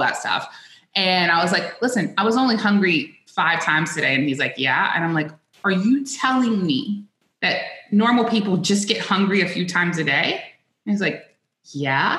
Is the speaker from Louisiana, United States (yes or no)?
yes; South Louisiana, United States; I grew up in South Louisiana